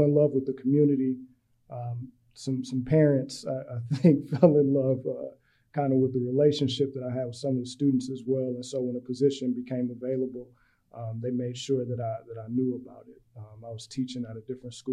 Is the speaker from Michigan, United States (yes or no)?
yes; Pontiac, Michigan, United States; moved away as an adult; also born or lived in New York; now in Houston, United States; from a little city called Pontiac, Michigan, right outside of Detroit